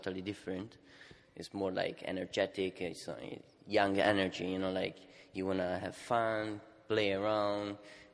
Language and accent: English; Italy; I'm from Italy